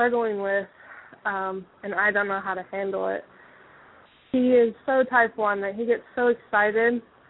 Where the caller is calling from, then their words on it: Kentucky, United States; Hi, I'm … from Kentucky.